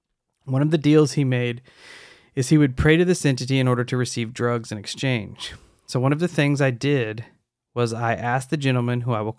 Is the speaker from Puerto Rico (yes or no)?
no; northern Mexico, Mexico; also born or lived in Texas, United States / Idaho, United States; I'm a Mexican-American. I was born in Texas, but grew up in northern Mexico and Idaho.